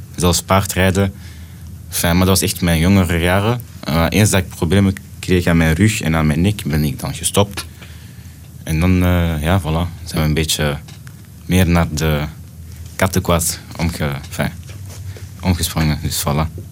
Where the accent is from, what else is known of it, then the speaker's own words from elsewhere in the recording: Brussels, Brussels-Capital Region, Belgium; also born or lived in Antwerp / Jette; ik ben geboren in Antwerpen, maar getogen in Brussel